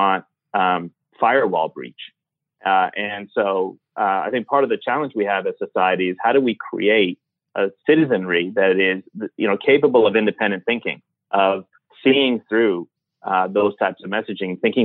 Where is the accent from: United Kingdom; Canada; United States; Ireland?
Canada; also born or lived in Iran; I was born in Iran and then left when I was nine and grew up in Canada.